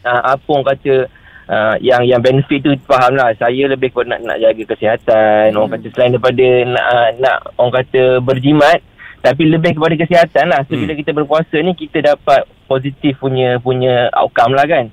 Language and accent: Malay; Kelantan, Malaysia; saya asal saya orang Kelantan